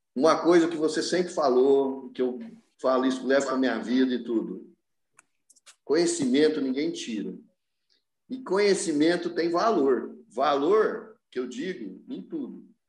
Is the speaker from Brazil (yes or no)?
yes; Franca, São Paulo, Brazil; as pessoas vêm me procurar na minha cidade, eu sou de Franca